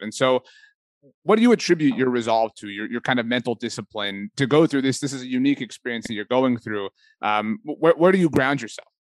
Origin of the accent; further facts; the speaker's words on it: South Texas, United States; I'm from South Texas